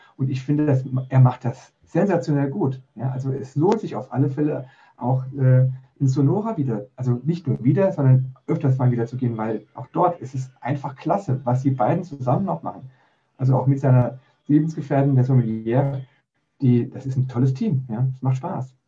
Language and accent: German; Saarbrücken, Saarland, Germany; Ich komme aus dem Saarland, aus Saarbrücken